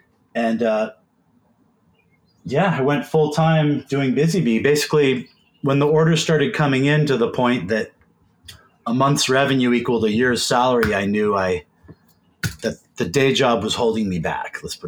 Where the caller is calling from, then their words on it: Seattle, Washington, United States; I am sitting in my home office in Seattle, Washington. Just flew back from LA this morning.